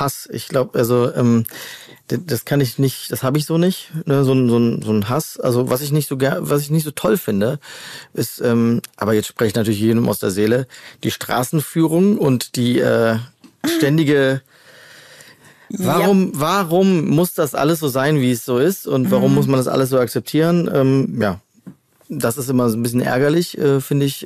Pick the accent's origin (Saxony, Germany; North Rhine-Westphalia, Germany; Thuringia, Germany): North Rhine-Westphalia, Germany; Hennef; moved away as an adult; also born or lived in Troisdorf; now in Cologne, Germany; ich bin Hennefer. Noch genauer, ich bin eigentlich in Trostdorf geboren.